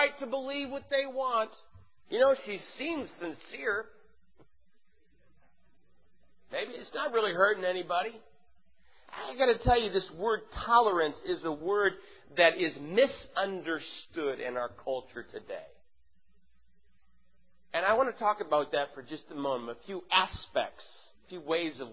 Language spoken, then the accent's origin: English; St. Louis, Missouri, United States; moved away; I'm from St. Louis.